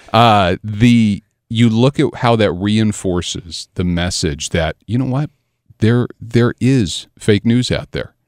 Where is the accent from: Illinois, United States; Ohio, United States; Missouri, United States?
Illinois, United States; Southern; I grew up over in Southern Illinois